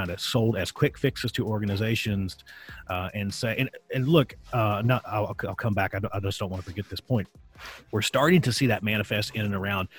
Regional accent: Virginia, United States; I grew up in Virginia

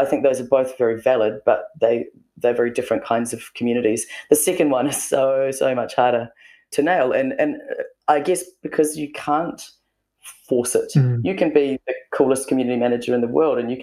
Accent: New Zealand; being a Kiwi and we're kind of pretty self-deprecating

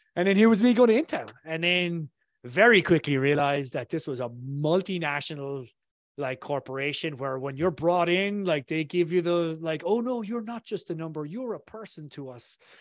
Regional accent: south of Ireland, Ireland; accent: Irish; I come from Ireland originally, so I grew up in a tiny, town in, uh, the south of Ireland

